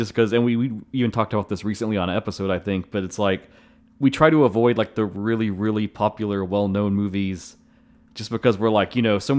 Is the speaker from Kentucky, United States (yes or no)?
yes; Kentucky, United States